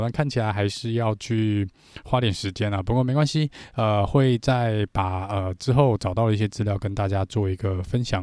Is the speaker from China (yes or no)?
no; Taiwan; 我们台湾这边